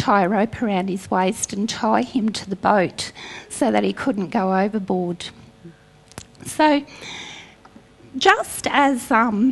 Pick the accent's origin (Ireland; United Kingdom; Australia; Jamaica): Australia; North Queensland; I grew up in North Queensland